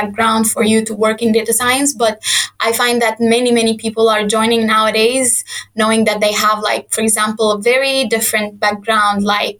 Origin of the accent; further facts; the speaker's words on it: Sudan; moved away as an adult; I am from Sudan. I studied there my whole life